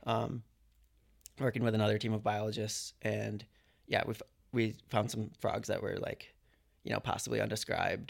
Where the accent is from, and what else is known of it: Michigan, United States; moved away as an adult; now in Sydney, Australia